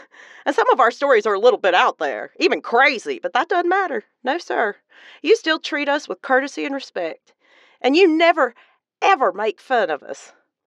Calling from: Charleston, South Carolina, United States; I'm calling from Charleston, the most beautiful city in all South Carolina.

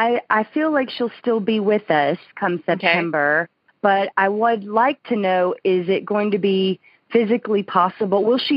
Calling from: Birmingham, Alabama, United States; I'm calling from Birmingham, Alabama.

